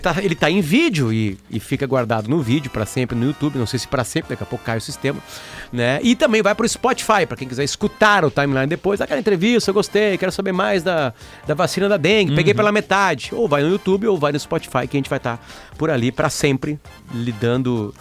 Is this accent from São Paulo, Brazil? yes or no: no; Alegrete, Rio Grande do Sul, Brazil; now in Porto Alegre, Brazil; eu sou da fronteira oeste, sou do Alegrete, né? Enfim, me criei lá